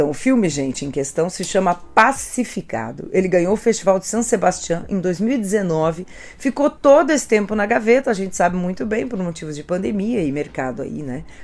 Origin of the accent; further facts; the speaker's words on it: Brazil; nós como brasileiros